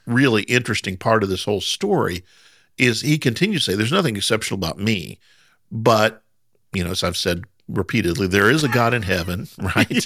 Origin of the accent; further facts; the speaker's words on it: Southern Indiana, United States; I'm from Southern Indiana, so we really kinda just talk however we want